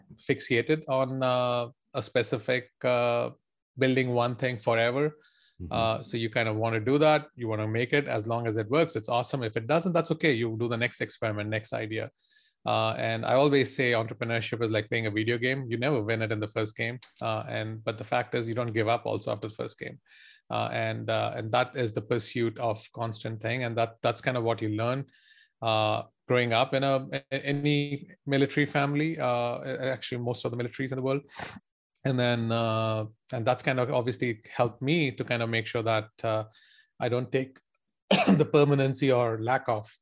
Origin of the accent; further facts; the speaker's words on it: India; All your young life, so that was what I would say was a youngster growing up in India.